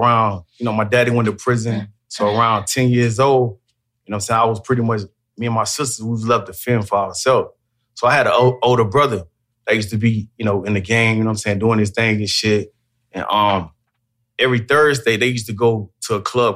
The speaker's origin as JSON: {"language": "English", "town": "Macon", "region": "Georgia", "country": "United States", "said": "I'm from Macon, Georgia. I'm from the Duncan Block"}